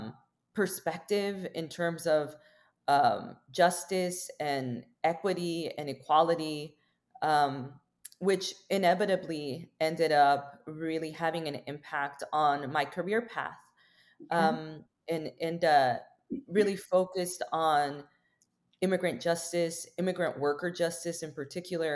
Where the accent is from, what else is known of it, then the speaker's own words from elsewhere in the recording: Los Angeles, California, United States; born and raised in Los Angeles.